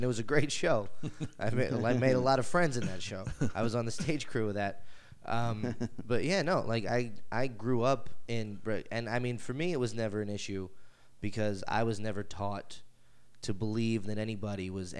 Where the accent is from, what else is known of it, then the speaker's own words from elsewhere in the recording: New York City, New York, United States; Was born and raised in Brooklyn.